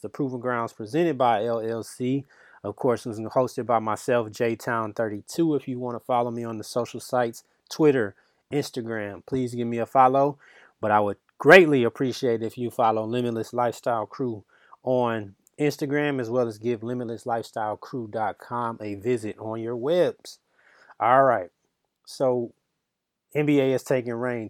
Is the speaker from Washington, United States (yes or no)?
no; Michigan, United States; I'm from Michigan